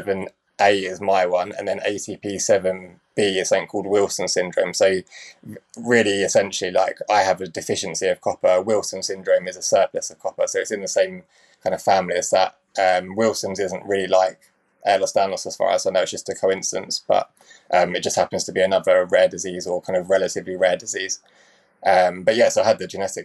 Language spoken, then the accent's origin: English; Cambridge, East of England, United Kingdom; I was brought up in Cambridge.